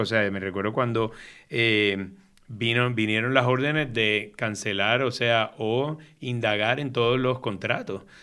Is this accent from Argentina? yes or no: no; San Juan, Puerto Rico; moved away as an adult; Me crié en Río Piedras, en Cupey